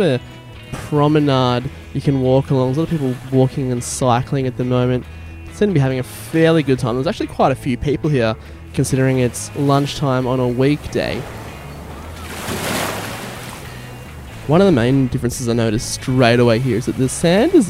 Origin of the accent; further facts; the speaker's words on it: Busselton, Western Australia, Australia; moved away as an adult; now in Melbourne, Australia; my hometown of Busselton, Western Australia